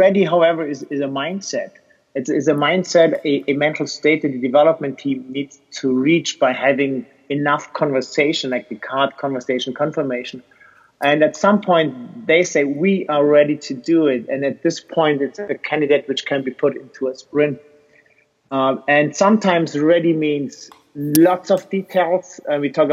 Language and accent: English; Switzerland; I'm from Switzerland